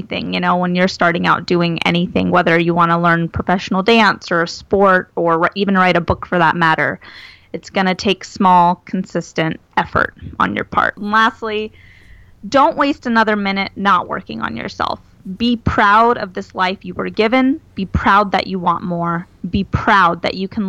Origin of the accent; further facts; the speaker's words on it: Arizona, United States; moved away as an adult; also born or lived in Washington, D.C.; I'm from Arizona